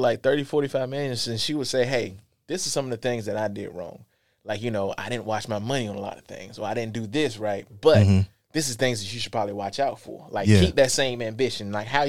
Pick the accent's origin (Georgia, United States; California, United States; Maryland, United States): Georgia, United States; Lithonia; also born or lived in Columbia; I was born in Columbia, but my mom moved me when we was, like, six, like, to East Atlanta where my aunt stayed at. So we stayed in, like, Lithonia, Georgia, Stone Mountain area.